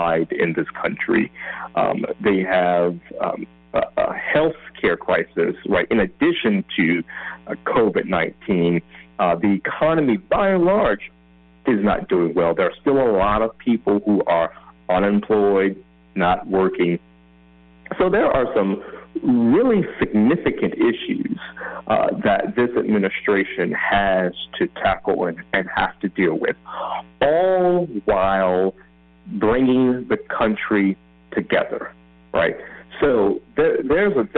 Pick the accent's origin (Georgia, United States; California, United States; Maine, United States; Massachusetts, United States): Georgia, United States; my home state of Georgia